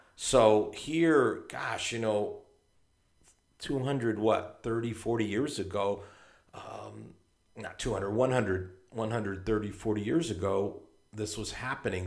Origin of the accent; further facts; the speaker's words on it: Hartford, Connecticut, United States; I come from Hartford, Connecticut, which is almost exactly equidistant between New York and Boston